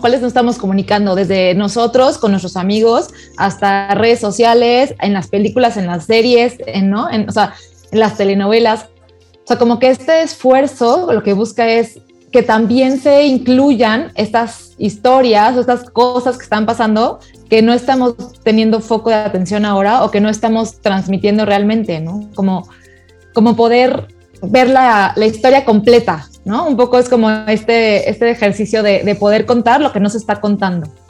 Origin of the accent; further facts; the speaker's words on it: Mexico; somos mexicanos